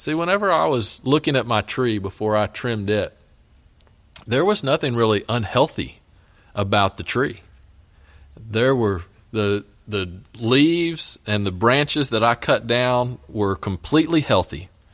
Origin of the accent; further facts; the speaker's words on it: West Texas, United States; now in Elgin, United States; I grew up out in West Texas